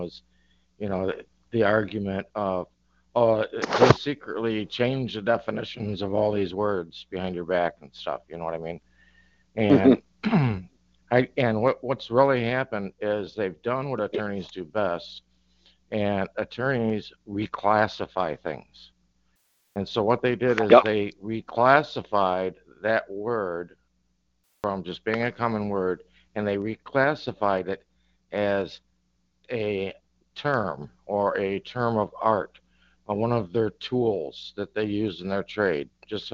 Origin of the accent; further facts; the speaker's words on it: Northern Michigan, United States; also born or lived in Southern Florida; now in Florida, United States; I grew up in Northern Michigan